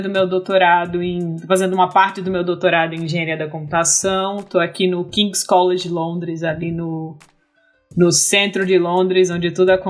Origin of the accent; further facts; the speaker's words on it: Fernando Pedroza, Rio Grande do Norte, Brazil; moved away as an adult; also born or lived in Natal, Brazil; now in London, United Kingdom; eu sou, eu sou do Rio Grande do Norte também. Sou de uma cidadezinha no interior chamada Fernando Pedrosa, pequenininha, de 3 mil e poucos habitantes.